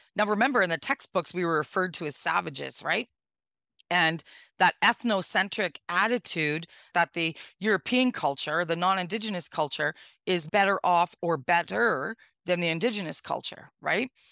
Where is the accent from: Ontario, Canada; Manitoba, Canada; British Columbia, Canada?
Ontario, Canada; Northwestern; born and raised in Northwestern Ontario